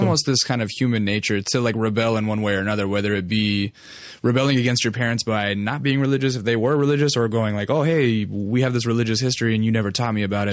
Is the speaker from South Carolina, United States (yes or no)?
no; Alaska, United States; now in Los Angeles, United States; I'm, uh, originally from, out of state. I'm from Alaska.